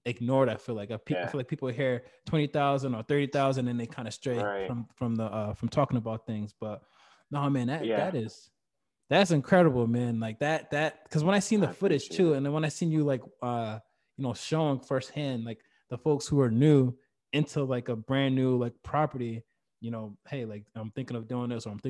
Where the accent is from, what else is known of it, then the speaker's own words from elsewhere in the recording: Providence, Rhode Island, United States; moved away as an adult; now in Massachusetts, United States; I'm originally from Providence, you know, born and raised in Providence